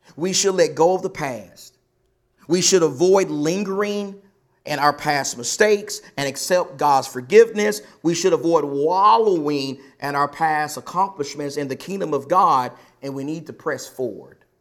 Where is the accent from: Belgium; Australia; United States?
United States; Texas; now in Arizona, United States; I come from Texas